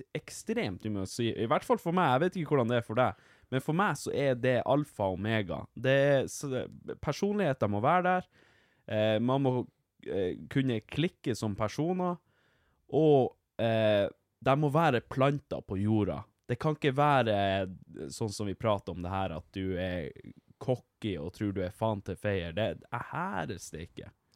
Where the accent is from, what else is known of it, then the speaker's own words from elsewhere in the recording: Vardø, Finnmark, Norway; jeg er fra Vardø